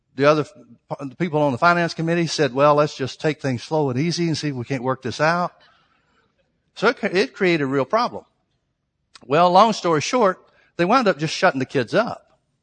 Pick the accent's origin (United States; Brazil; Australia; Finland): United States; Birmingham, Alabama; Southern Baptist church, Birmingham, Alabama, Southern Baptist church that I grew up